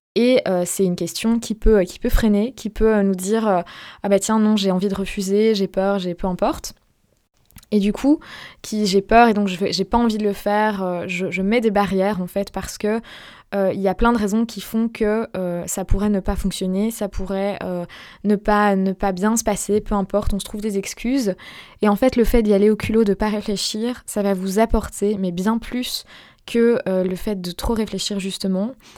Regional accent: Belgium; je ne suis pas française. Je suis belge. J'ai la double nationalité, belge française, d'ailleurs. Mais, euh, je vis en Belgique

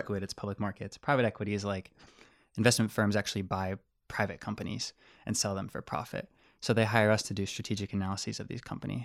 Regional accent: Harrisburg, Pennsylvania, United States; I'm from Harrisburg, Pennsylvania, which is, like, ninety miles west.

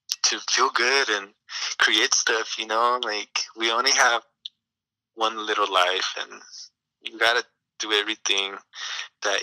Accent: Sacramento, California, United States; moved away as an adult; now in Salinas, United States; I've been living in Salinas for the past 5 years. Originally, I'm from Sacramento

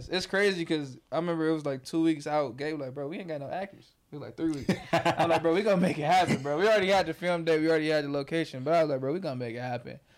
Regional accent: Detroit, Michigan, United States; also born or lived in Inkster, Michigan; I mean, I'm from Southwest. I moved in sixth grade Okay, okay. I was I'm on like Spring Wells Vanderbilt, but I moved sixth grade to second at MLK. Stayed down there till I graduated. Shit went to Wayne. Then I moved my pops. You know, I'm from I'm from I say Detroit.

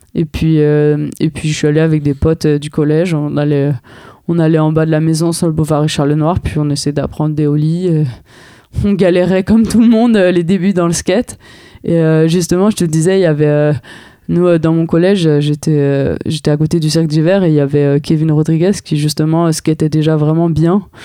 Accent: Paris, Île-de-France, France; en tant que parisienne

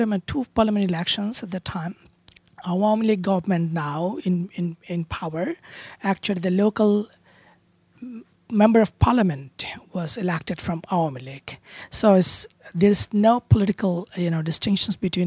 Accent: Cox's Bazar, Chittagong Division, Bangladesh; moved away; also born or lived in Oxford, United Kingdom; And I was born in Cox's Bazar, so I was brought up there.

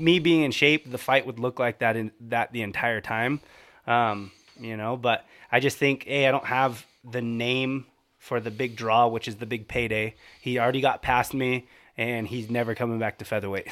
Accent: California, United States

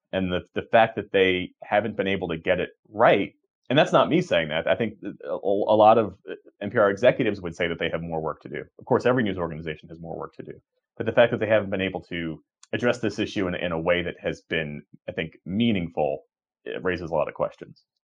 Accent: Voorhees, New Jersey, United States; I grew up outside of Philadelphia, uh, in Sou-, South Jersey, Voorhees, New Jersey

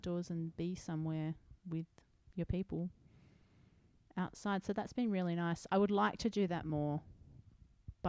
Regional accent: New South Wales, Australia; We're from New South Wales. We had a more probably ethnically diverse upbringing

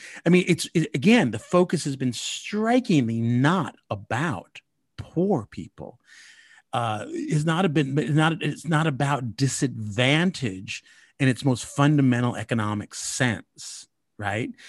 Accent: United States; as Mexican American

